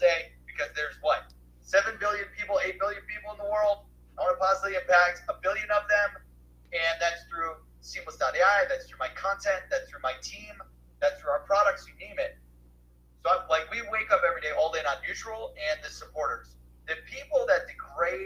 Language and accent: English; Cleveland, Ohio, United States; I'm from Cleveland